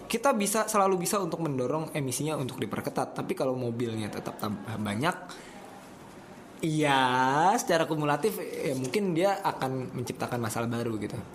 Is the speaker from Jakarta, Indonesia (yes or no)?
yes; Jakarta, Indonesia; Saya dari Jaksel, dari Jakarta ke arah selatan